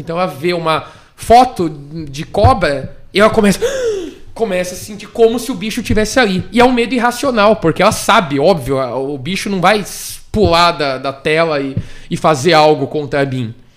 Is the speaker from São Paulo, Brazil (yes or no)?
yes; Bragança Paulista, São Paulo, Brazil; moved away; also born or lived in Fortaleza; Sou, sou de, de Bragança Paulista, moro em Fortaleza